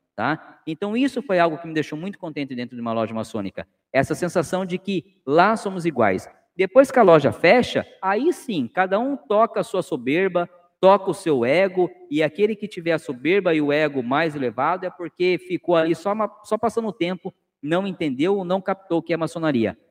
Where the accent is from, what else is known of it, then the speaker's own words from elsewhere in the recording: Cananéia, São Paulo, Brazil; now in Sorocaba, Brazil; minha terra natal tem aí de vocês, né? Como eu já disse, eu sou de Cananéia